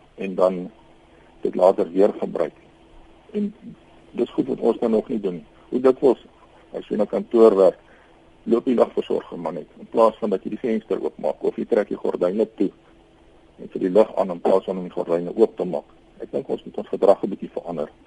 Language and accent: Afrikaans; South Africa